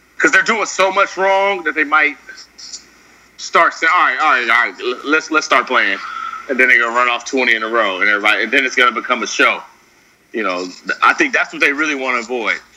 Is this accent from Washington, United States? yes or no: no; Oakland, California, United States; I'm really from Oakland